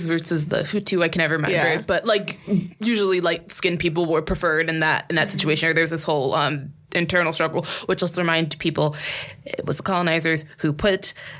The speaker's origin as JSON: {"language": "English", "country": "United States"}